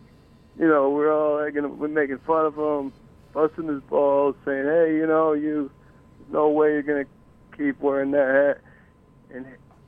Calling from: New York City, New York, United States; I'm calling from 9th Street, 3rd Avenue.

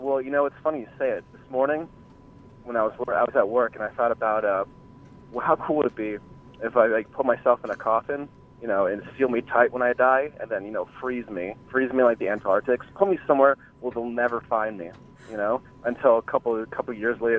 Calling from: Union, New Jersey, United States; Oh, good old Union, New Jersey.

